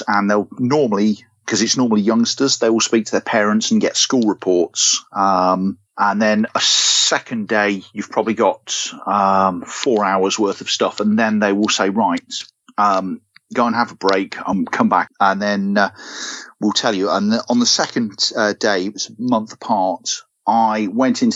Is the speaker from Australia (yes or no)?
no; United Kingdom; now in Devon, United Kingdom; I'm from the Midlands originally